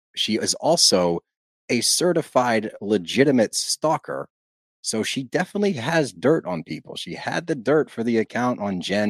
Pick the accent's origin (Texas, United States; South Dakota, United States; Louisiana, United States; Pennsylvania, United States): Pennsylvania, United States; Philadelphia; we're from Philly